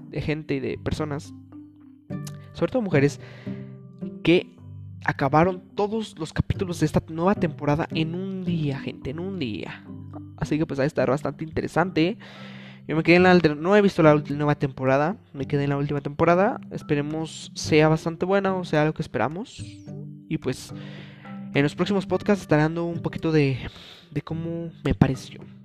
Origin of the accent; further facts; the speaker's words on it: Mexico; en mi país, México